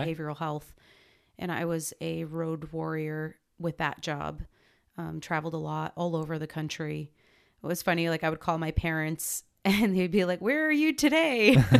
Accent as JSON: {"language": "English", "region": "northern New Jersey", "country": "United States", "tie": "born or raised there", "moved": "as an adult", "said": "growing up in Jersey was great. I grew up in northern Jersey, so, um, real close to New York City"}